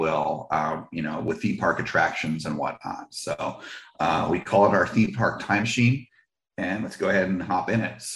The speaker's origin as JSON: {"language": "English", "region": "East Coast", "country": "United States", "tie": "born or raised there", "moved": "as an adult", "said": "I grew up on the East Coast and didn't move out West until like"}